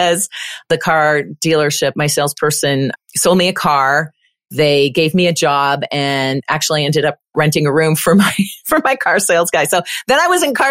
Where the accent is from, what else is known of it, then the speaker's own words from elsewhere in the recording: Windsor, Ontario, Canada; moved away as an adult; also born or lived in Kitchener-Waterloo, Canada / British Columbia, Canada / Florida, United States; now in Colorado, United States; I'm Canadian. I was born in Canada and actually lived in Windsor for a very long time.